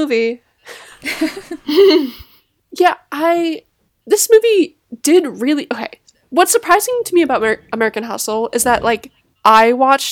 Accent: Canada; now in New Jersey, United States; I am Canadian. But I do live in New Jersey

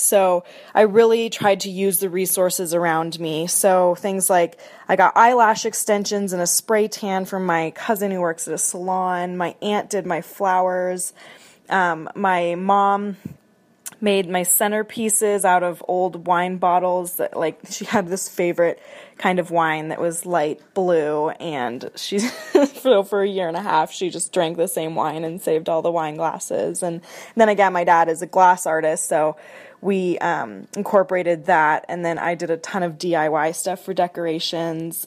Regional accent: Seattle, Washington, United States; moved away as an adult; now in Spokane, United States; I'm originally from Seattle, Washington

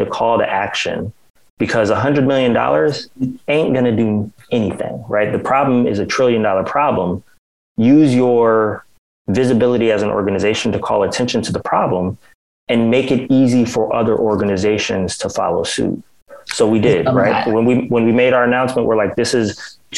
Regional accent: New Haven, Connecticut, United States; growing up in New Haven, because we are from Connecticut

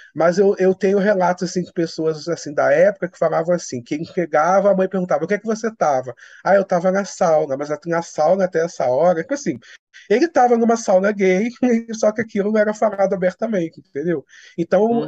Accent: Petrópolis, Rio de Janeiro, Brazil; eu sou do interior de Petrópolis

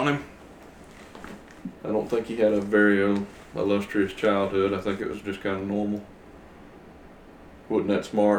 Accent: Northeast Mississippi, United States; You know, we're from the South. If you don't know who we are, we're from the South. Northeast Mississippi.

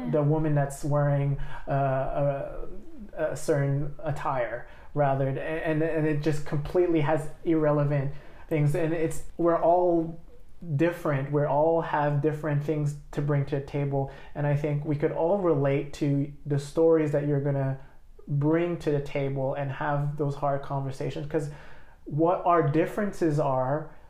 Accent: Australia; you have to say oh, I'm only I'm Australian, and you, you can't feel this safety to say Australian, Lao

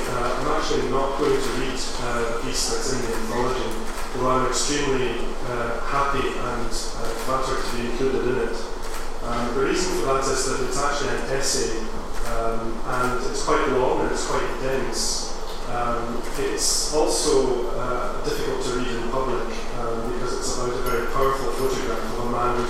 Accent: Glasgow, Scotland, United Kingdom; what it's been like to be gay and Scottish and growing up in Glasgow in the 70s and 80s and 90s.

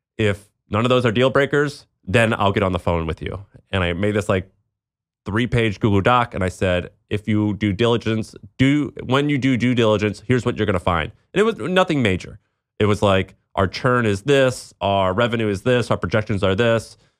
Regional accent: Midwest, United States; growing up in the Midwest

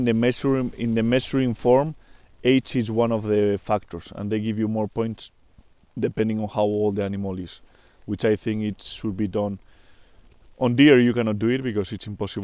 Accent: Spain; I'm from Spain, from Europe

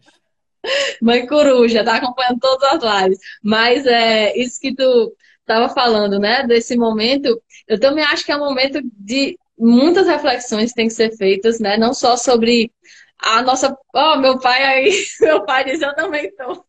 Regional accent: Natal, Rio Grande do Norte, Brazil; Eu sou aqui de Natal mesmo, tenho família cearense, quase toda a família cearense, mas sou de Natal

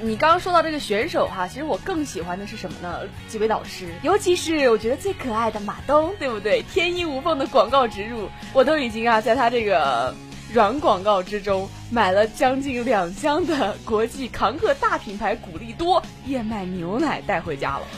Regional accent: Anqing, Anhui, China; 我们的安庆呢，我的老家

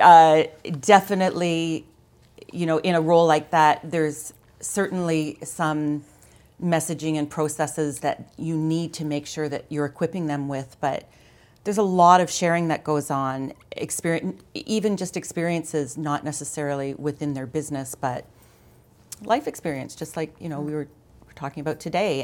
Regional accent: London, Ontario, Canada; also born or lived in Mont-Tremblant, Quebec; now in Ottawa, Canada; I, I'm from Ontario. I grew up in London. I, uh, lived in London for, you know, until I was twenty-three.

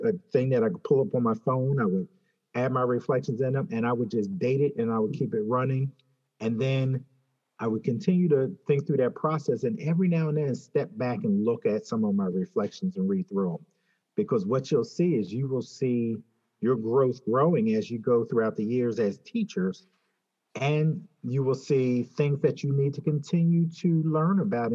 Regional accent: Philadelphia, Pennsylvania, United States; I grew up in Philadelphia

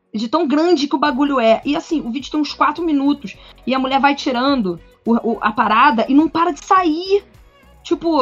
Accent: Rio de Janeiro, Brazil; como boas cariocas como eu

